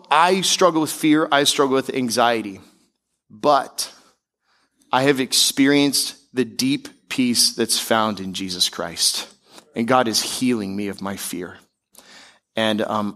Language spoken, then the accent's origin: English; Tampa, Florida, United States; also born or lived in Seattle, Washington / Denver, Colorado; now in South Florida, United States; we eventually moved to Tampa, Florida, where I grew up and spent most of my childhood